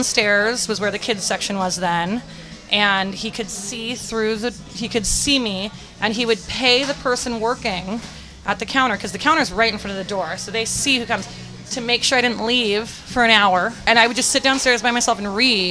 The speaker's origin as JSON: {"language": "English", "town": "San Francisco", "region": "California", "country": "United States", "tie": "born or raised there", "said": "I grew up in North Beach"}